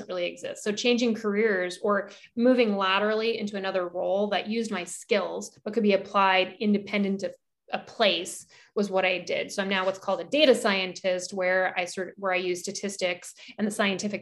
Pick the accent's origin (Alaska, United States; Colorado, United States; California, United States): Alaska, United States; moved away; I grew up in Alaska